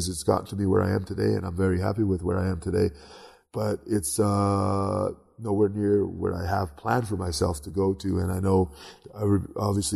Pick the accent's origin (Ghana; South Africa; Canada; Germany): Canada; I grew up in Canada